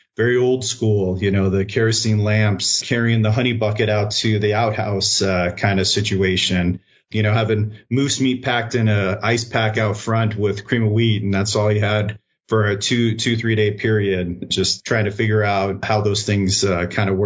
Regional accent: Kodiak, Alaska, United States; moved away; I grew up, I was born up in Kodiak Island

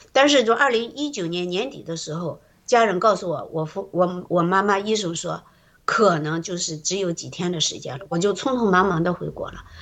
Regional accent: China; moved away as an adult; now in Canada; 我们在中国那个环境里

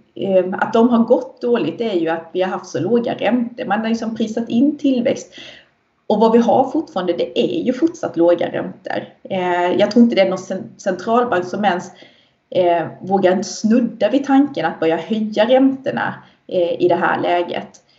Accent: Sweden; Vi svenskar

